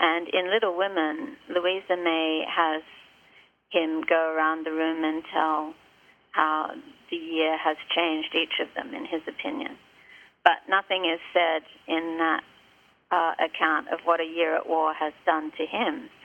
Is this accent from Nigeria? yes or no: no; Australia; now in Martha's Vineyard, United States; when I was growing up in Australia in the 1960s